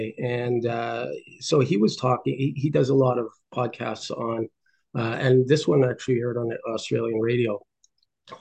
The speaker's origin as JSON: {"language": "English", "country": "Ireland", "said": "I'm Irish, my wife's Indian"}